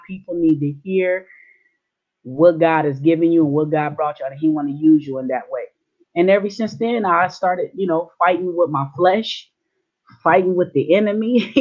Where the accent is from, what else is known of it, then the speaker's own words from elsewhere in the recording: San Diego, California, United States; also born or lived in Long Beach, California / Orange County, California; I was born in San Diego, California. I lived a few years of my life in Long Beach and Orange County. Majority of my life raised in San Diego, Southeast San Diego